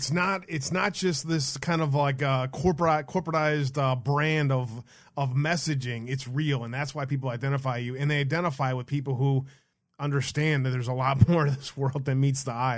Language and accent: English; Detroit, Michigan, United States; I grew up in Detroit, inner city Detroit.